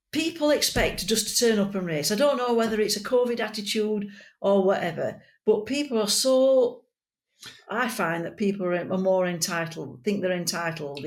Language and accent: English; Yorkshire and the Humber, United Kingdom; we're from Yorkshire. We speak as we find, and we tell the truth.